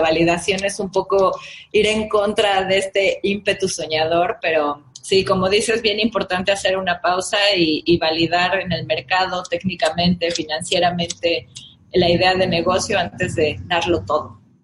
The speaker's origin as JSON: {"language": "Spanish", "region": "Mexico City", "country": "Mexico", "said": "Yo soy de la Ciudad de México"}